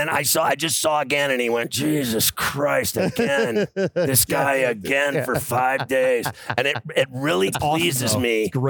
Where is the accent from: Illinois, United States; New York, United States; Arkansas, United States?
Illinois, United States; Chicago; I grew up in Chicago.